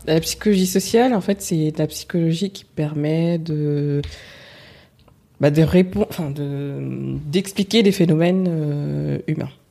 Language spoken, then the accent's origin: French; France; Je suis française, d'origine euh, sénégalaise, Peul